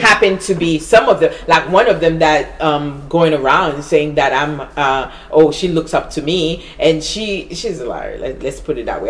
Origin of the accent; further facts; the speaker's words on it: Haiti; English is a second language; now in United States; I was born in Haiti